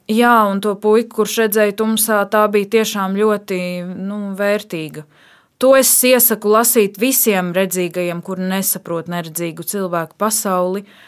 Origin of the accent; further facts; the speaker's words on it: Dobele, Dobele Municipality, Latvia; also born or lived in Riga; es esmu dzimusi un augusi Dobelē